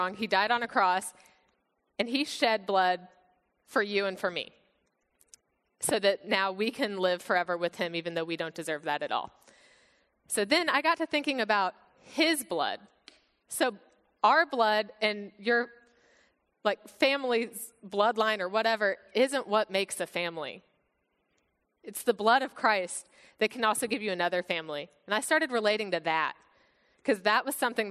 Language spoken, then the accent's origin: English; United States; born or raised there; also born or lived in Bulgaria